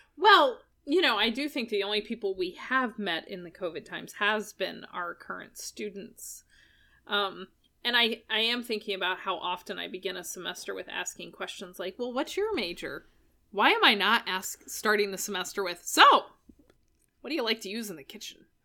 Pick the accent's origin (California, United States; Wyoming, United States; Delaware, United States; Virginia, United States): Virginia, United States; Chesapeake; I grew up in Deep Creek. Deep Creek is my borough.